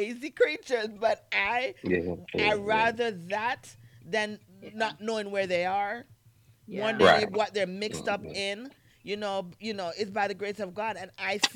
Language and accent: English; Jamaica; moved away; also born or lived in New York; I'm Jamaican